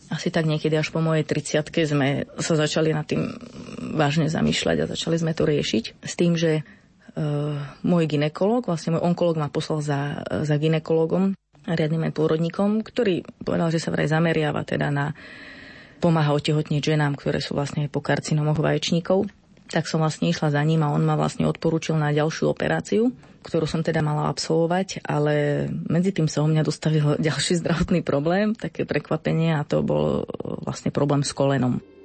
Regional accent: eastern Slovakia, Slovakia; pochádzam z východného Slovenska

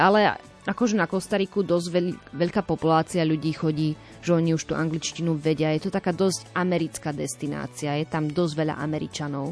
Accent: Slovakia; also born or lived in Brno, Czech Republic; som zo Slovenska

